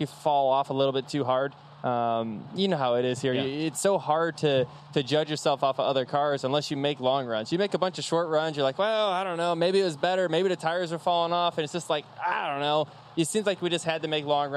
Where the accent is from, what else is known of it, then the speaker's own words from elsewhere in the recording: New England, United States; growing up in New England